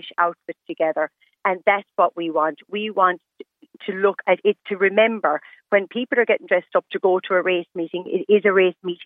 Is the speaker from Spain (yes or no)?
no; Galway, Connacht, Ireland; I'm from Galway